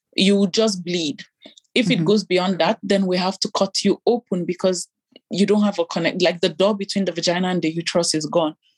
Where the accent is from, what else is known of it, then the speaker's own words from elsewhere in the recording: Nigeria; moved away as an adult; also born or lived in Italy; now in Belgium; growing up in Nigeria as an African